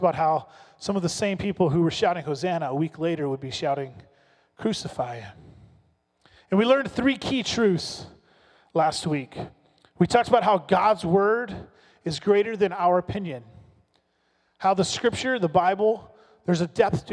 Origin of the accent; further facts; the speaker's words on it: Alabama, United States; moved away; also born or lived in Texas; I'm originally from the South. I grew up in Alabama, spent a bunch of time on the Mexican border in Texas